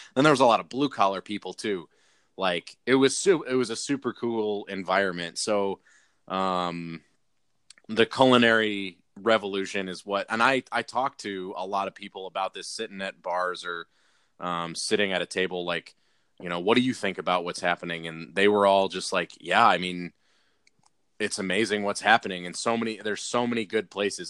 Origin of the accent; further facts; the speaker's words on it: forty-five minutes outside of Detroit, Michigan, United States; moved away; also born or lived in Colorado; I grew up, like, forty-five minutes outside of Detroit.